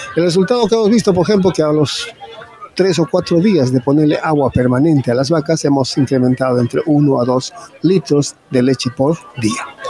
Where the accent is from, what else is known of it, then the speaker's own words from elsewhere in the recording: Caracoto, Puno, Peru; yo vengo desde Perú, de la región Puno, ¿no? Eh, principalmente un distrito que se llama Caracoto